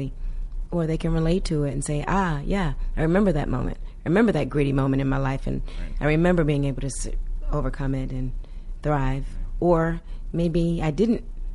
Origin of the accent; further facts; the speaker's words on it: the South, United States; We're from the South